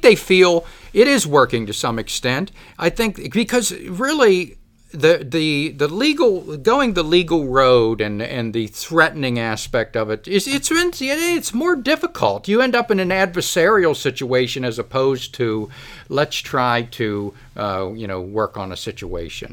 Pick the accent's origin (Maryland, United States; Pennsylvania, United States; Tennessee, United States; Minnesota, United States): Pennsylvania, United States; Kittanning; I've lived here my whole life. I've watched, I grew up here. I grew up in Katanning.